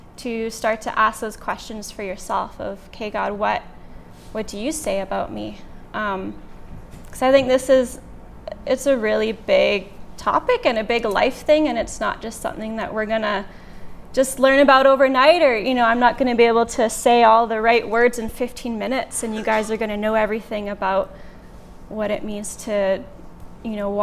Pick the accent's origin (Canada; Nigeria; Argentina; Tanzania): Canada; Lethbridge, Alberta; I'm from Lethbridge